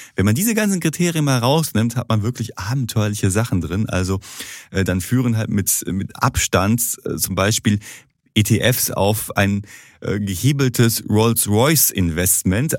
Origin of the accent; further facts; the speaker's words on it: Duisburg, North Rhine-Westphalia, Germany; bei uns in Duisburg